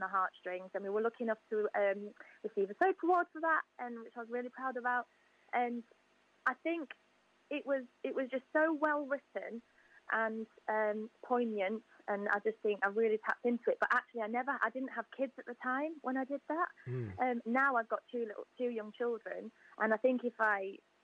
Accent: Yorkshire and the Humber, United Kingdom; moved away as an adult; now in South of England, United Kingdom; I'm from Yorkshire, but I now live with my partner, and we live down south now.

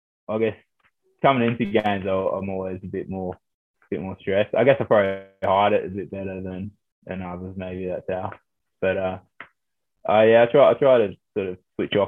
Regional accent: Sydney, New South Wales, Australia; moved away as an adult; now in Gloucester, United Kingdom; So I'm Aussie. I was born in Oz. My mum's Australian. I was born in Sydney, but my dad's from Christchurch in New Zealand.

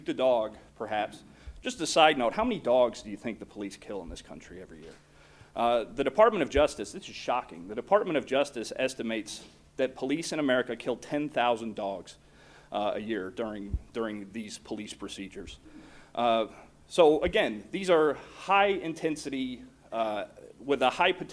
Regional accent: Oklahoma, United States; my home state of Oklahoma

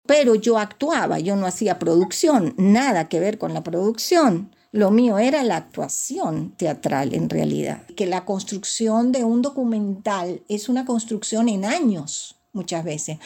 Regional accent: Caracas, Capital District, Venezuela; yo nací en la parroquia La Candelaria, en la esquina de Puente Llanes a Perico

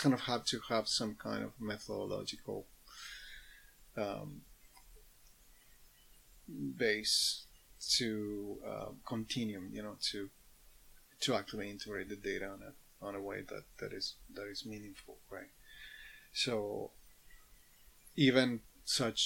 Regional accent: Mendoza, Argentina; now in Canada; back in Mendoza, where I grew up

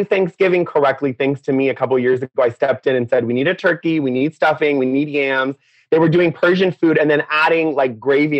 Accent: Orange County, California, United States; also born or lived in Iran; Yeah, so I was born in Orange County. And then when I was 8, I went back to Iran for 2 years with my parents. They wanted me to see the culture. So I went to Persian school

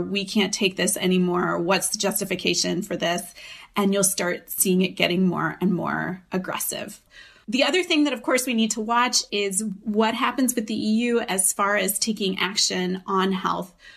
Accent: United States; moved away as an adult; now in Europe; I'm an American living in Europe.

